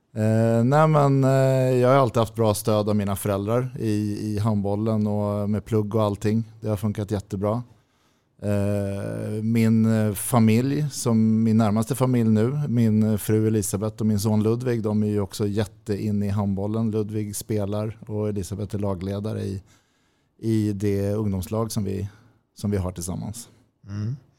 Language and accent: Swedish; Täby, Stockholm County, Sweden; also born or lived in Nacka / Djurö; Jag är född på Nacka sjukhus. Vi bodde på Djurö när jag var liten. Eh, men när jag var fem flyttade vi till Täby och sen har jag i stort sett bott där